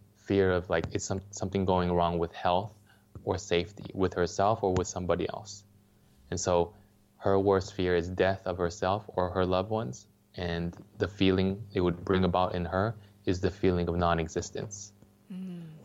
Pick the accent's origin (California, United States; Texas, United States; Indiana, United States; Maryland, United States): California, United States; Los Angeles; I grew up in Los Angeles